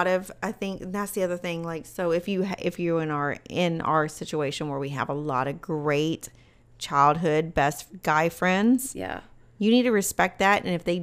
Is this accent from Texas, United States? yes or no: yes; Bryan, Texas, United States; As you know, we grew up in Bryan. We have a lot of close friends